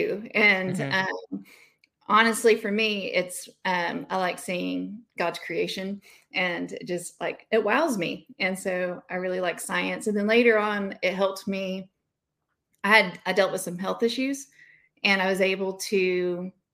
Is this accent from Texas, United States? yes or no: yes; Dallas, Texas, United States; also born or lived in Keller, Texas; I was born and raised in Dallas